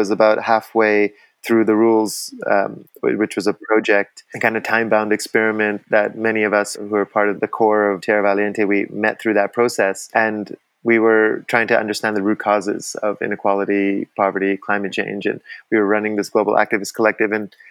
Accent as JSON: {"language": "English", "town": "Vancouver", "region": "British Columbia", "country": "Canada", "tie": "born or raised there", "moved": "yes", "lives_now": "Costa Rica", "said": "I grew up in Vancouver. I was socialized by Canadians."}